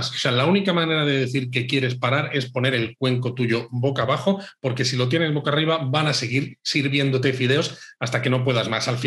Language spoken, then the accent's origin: Spanish; Spain; españoles que, que visitábamos